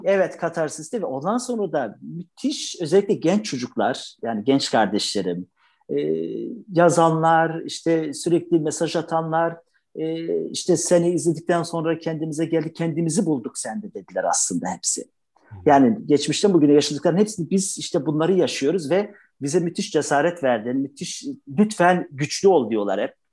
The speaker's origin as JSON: {"language": "Turkish", "region": "Trabzon", "country": "Turkey"}